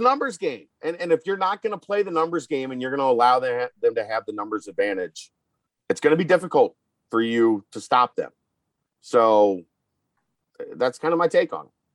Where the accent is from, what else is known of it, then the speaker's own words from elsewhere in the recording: Northern Kentucky, United States; also born or lived in Cincinnati, Ohio; I was from Northern Kentucky at the time, so it would have been like 606.